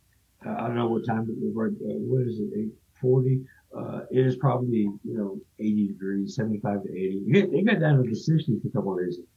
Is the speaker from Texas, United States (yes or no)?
yes; Texas, United States; I'm from Texas, so you're more in that belt.